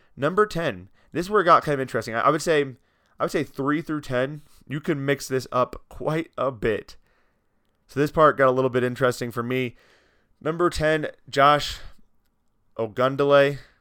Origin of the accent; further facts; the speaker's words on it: Iowa, United States; I'm from Iowa